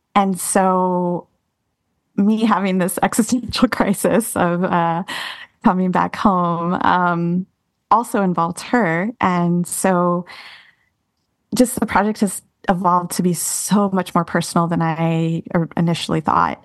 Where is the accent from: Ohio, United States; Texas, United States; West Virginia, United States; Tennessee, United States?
Texas, United States; Austin; moved away as an adult; also born or lived in New York City; Austin is my hometown